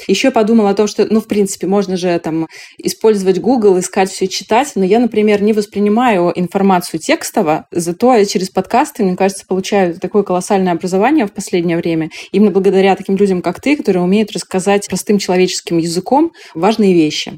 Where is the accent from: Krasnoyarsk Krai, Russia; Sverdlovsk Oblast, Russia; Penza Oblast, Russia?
Sverdlovsk Oblast, Russia; Yekaterinburg; moved away; Я полетела в Екатеринбург, а это мой родной город, и там живут мои родители